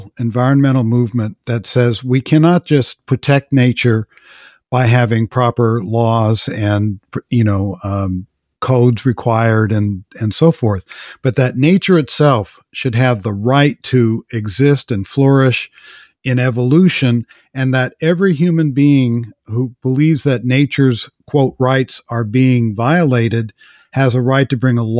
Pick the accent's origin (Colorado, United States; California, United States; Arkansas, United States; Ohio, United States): California, United States; Los Angeles; I grew up in Los Angeles